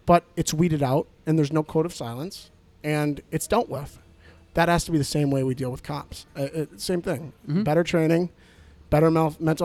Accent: Chicago, Illinois, United States; I grew up here. I grew up in Humboldt Park, mostly Puerto Rican neighborhood

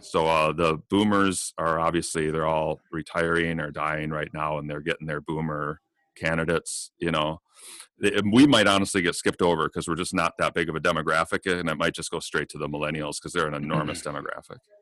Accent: United States; as an American

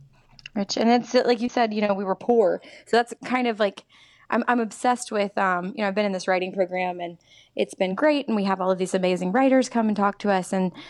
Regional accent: the South, United States; I was raised in the church. You know, I am from the South.

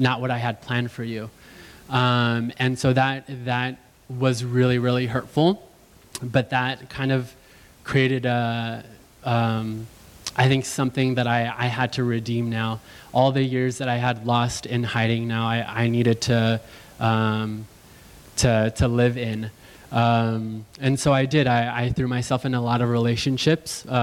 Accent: Los Angeles, California, United States; I grew up in the San Fernando Valley

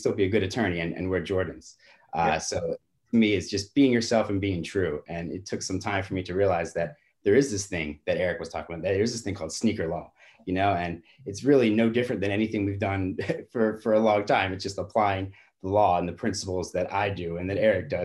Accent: New York, United States; I grew up in New York

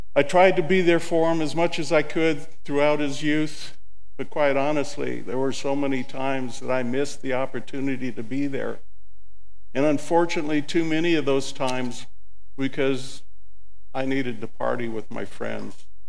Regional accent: Southern California, United States; also born or lived in Illinois; born in Illinois, but raised in Southern California.

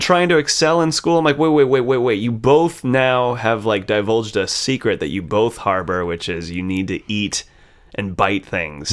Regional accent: United States; being raised American

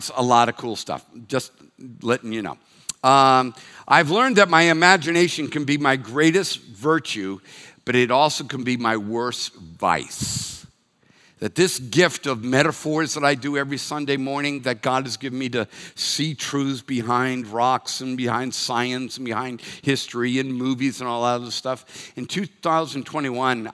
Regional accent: Reading, Massachusetts, United States; first language English; moved away; I'm from Reading, Massachusetts

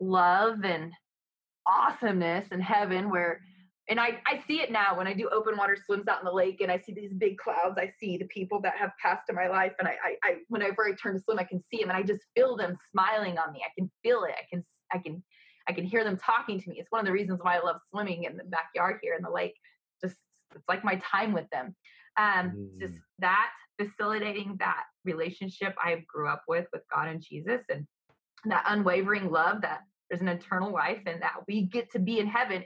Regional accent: the South, United States; Absolutely. I'm from the South, baby.

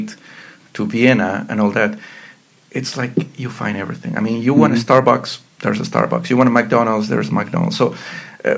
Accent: Ecuador; also born or lived in Pittsburgh, United States; now in Bratislava, Slovakia; I'm from Ecuador.

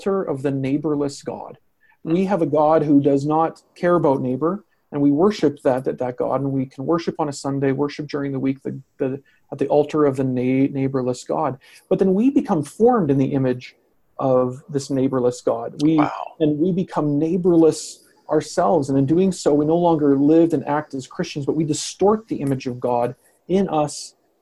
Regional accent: Canada; as a Canadian

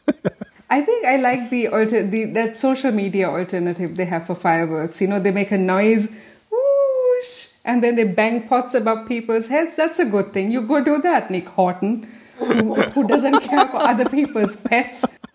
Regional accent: Gießen, Hesse, Germany; I'm from Gießen, and when we go to clubs in Gießen

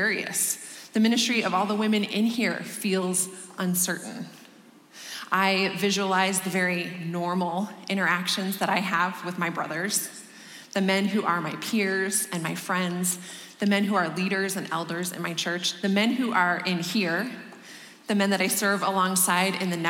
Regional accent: Denver, Colorado, United States; this is my hometown, and I am thrilled to be welcoming you to my city and just proclaiming Christ with you here in Denver

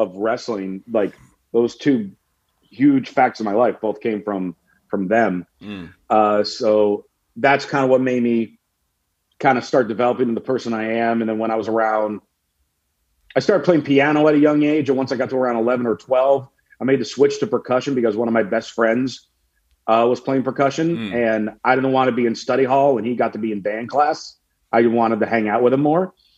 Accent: Longmeadow, Massachusetts, United States; grew up in a small town in Massachusetts called Longmeadow

